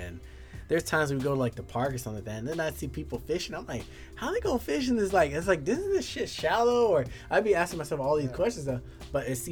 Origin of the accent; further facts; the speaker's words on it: El Paso, Texas, United States; I'm from West Texas, so it's just like bone dry. I'm from, you know, El Paso